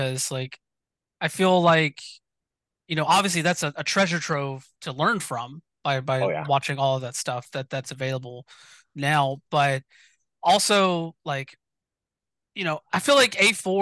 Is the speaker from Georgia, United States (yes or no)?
yes; South Georgia, United States; I grew up in South Georgia